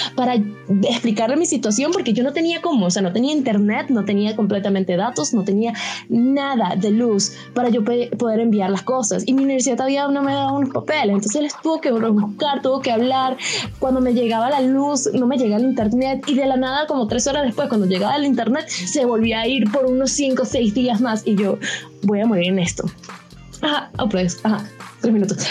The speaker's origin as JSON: {"language": "Spanish", "town": "Caracas", "region": "Capital District", "country": "Venezuela", "said": "porque soy de Caracas"}